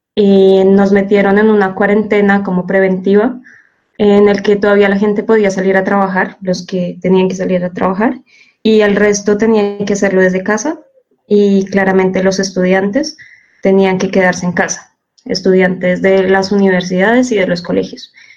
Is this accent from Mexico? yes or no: no; Colombia; now in Seville, Spain; Estoy aquí desde España, eh, pero bueno, soy colombiana, entonces los estaré acompañando desde Sevilla